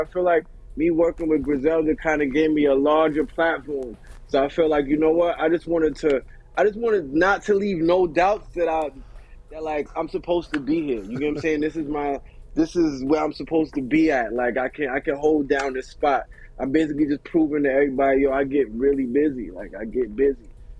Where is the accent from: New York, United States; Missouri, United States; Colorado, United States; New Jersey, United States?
New York, United States; New York City; also born or lived in London, United Kingdom; Like, I was born in London. I came to New York when I was 2. I lived in Queens. Then I moved to Elmont, Long Island.